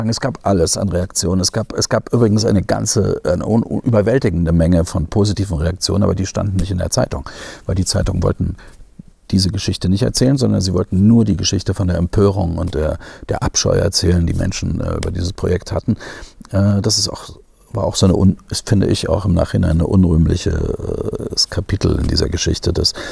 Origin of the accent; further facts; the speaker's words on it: Germany; ich komme aus der DDR. Hallo, äh, ich, ich bin so groß geworden in so einer äh, Diktatur, sage ich jetzt mal.